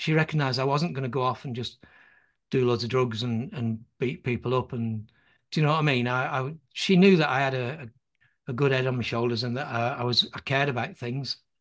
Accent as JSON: {"language": "English", "town": "Burnley", "region": "North West England", "country": "United Kingdom", "tie": "born or raised there", "said": "I was born on Sand Street"}